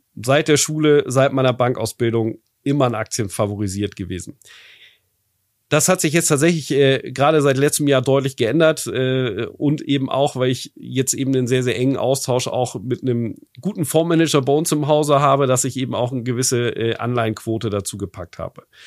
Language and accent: German; Germany; bei uns in Deutschland